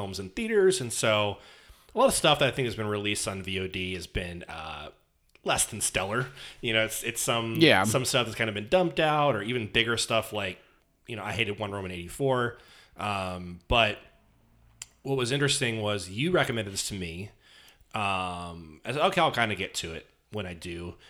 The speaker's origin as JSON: {"language": "English", "town": "San Francisco", "region": "California", "country": "United States", "tie": "born or raised there", "said": "I grew up in San Francisco."}